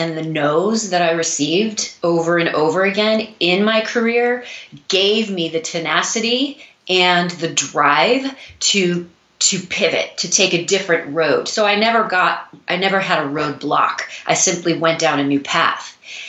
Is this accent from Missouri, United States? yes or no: yes; Missouri, United States; now in New York City, United States; I moved to New York City from Missouri to pursue a career in dance.